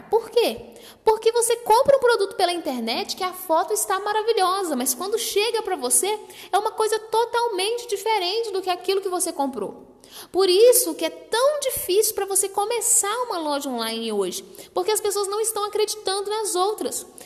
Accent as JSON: {"language": "Portuguese", "region": "Minas Gerais", "country": "Brazil", "said": "Eu, por exemplo, sou aqui de Minas Gerais."}